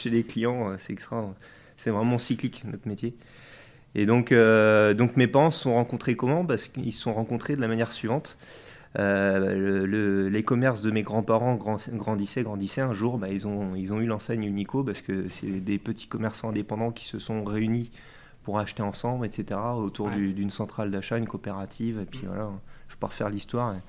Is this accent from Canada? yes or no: no; France; also born or lived in Mauges, Maine-et-Loire / Nantes; je suis originaire euh, des Deux-Sèvres plutôt, et puis aussi euh, des Mauges.